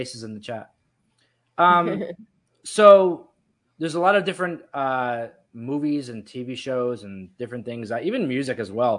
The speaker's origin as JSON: {"language": "English", "region": "New Jersey", "country": "United States", "tie": "born or raised there", "said": "I had a friend that I grew up with here in New Jersey"}